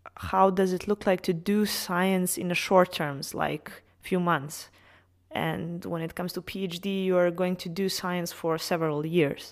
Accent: Serbia; moved away as an adult; studied pharmacy back in my home country in Serbia

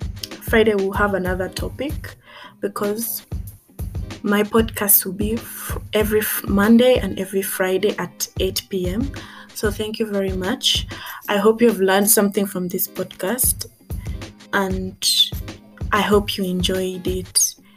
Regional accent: Tanzania; Because I grew up also in Tanzania. And in Tanzania, I was treated basically like an outcast because I couldn't speak Kiswahili. I was a foreigner.

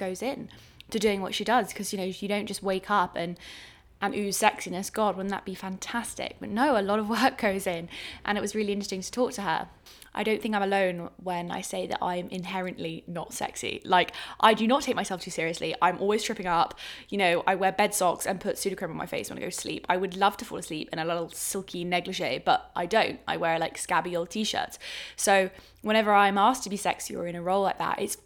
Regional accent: England, United Kingdom; accent: English; My English accent

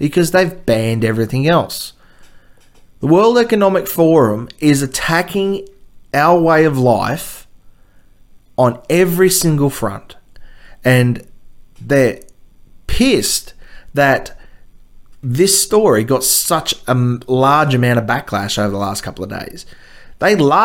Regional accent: Australia; here in Australia

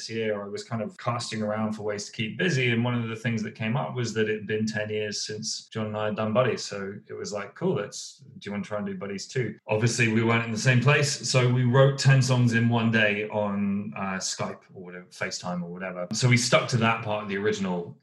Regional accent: United Kingdom; I'm a Southerner.

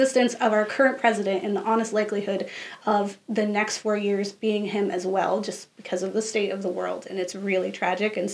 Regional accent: United States; being an American and understanding how Americans think

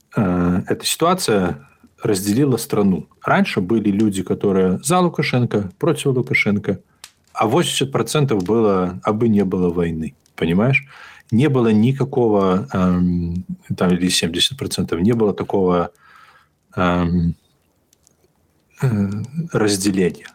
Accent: Belarus; я из Беларуси

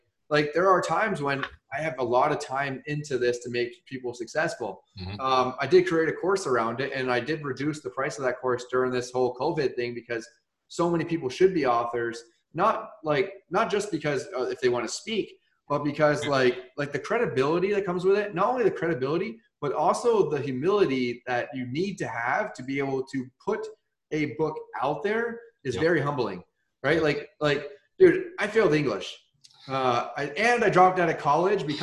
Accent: Vermont, United States; now in Florida, United States; I grew up in Vermont

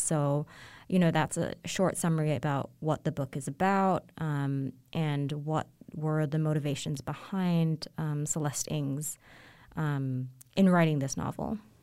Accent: Hong Kong; growing up in Hong Kong to a, um, Chinese family

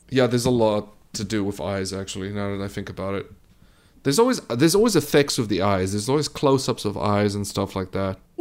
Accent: South Africa; I am South African

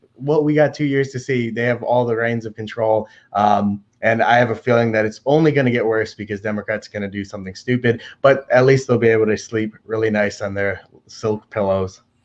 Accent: Detroit, Michigan, United States; born and raised on Eight Mile. Uh, lived in Detroit

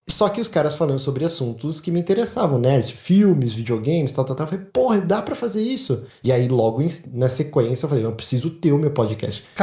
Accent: São Paulo, Brazil; sou da Moca, meu.

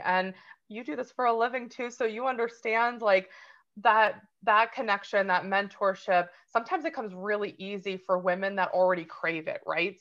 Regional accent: New Jersey, United States; I'm from New Jersey originally

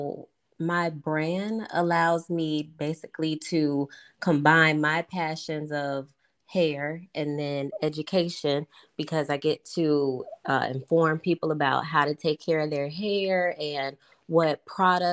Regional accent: St. Louis, Missouri, United States; now in Jacksonville, United States; Originally, I'm from St. Louis, but now I live in Jacksonville, Florida.

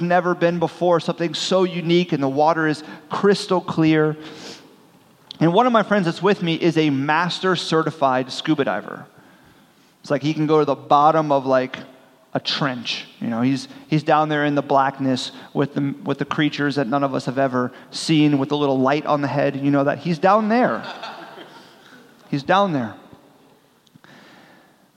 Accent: Miami, Florida, United States; I'm from South Florida, the Miami region, and so I grew up scuba diving

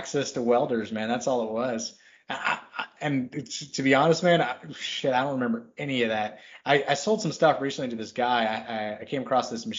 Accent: Texas, United States; I grew up in Texas

